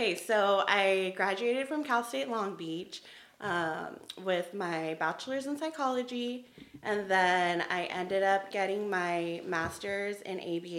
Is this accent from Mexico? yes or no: yes; Mexico; born there; moved away; also born or lived in Arizona / Tennessee / California; Hi, everyone. … I was born in Mexico, but I've lived in different places. So I've lived in Arizona, in Tennessee, and California.